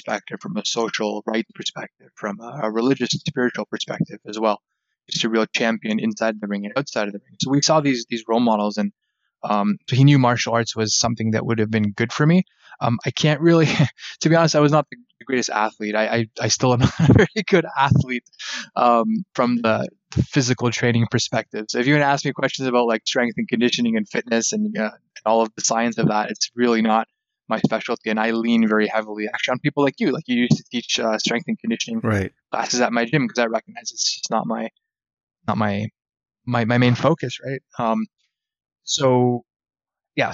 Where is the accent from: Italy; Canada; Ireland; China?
Canada; I was born and raised in Canada.